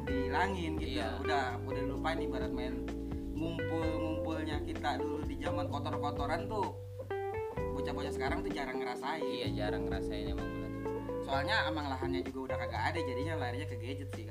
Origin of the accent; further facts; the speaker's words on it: Bogor, West Java, Indonesia; jadi buat yang belum tahu ini dada ini kampungnya di kampung Cikuda Desa Bojong Nangka, Kecamatan Gunung Putri, Kabupaten Bogor.